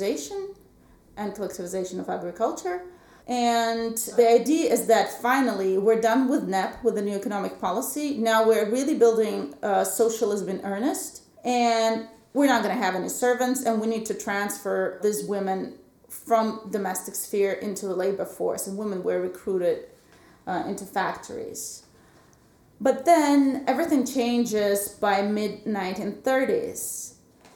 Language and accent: English; Perm, Perm Krai, Russia; also born or lived in New Jersey, United States; now in St. Petersburg, Russia; I'm originally from Perm, Russia, or as we call it, Perm